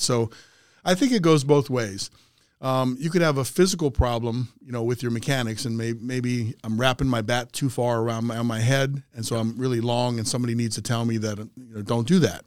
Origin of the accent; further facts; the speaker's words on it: Aberdeen, Maryland, United States; I grew up a kid in Aberdeen, which is about thirty miles outside of Baltimore, up ninety-five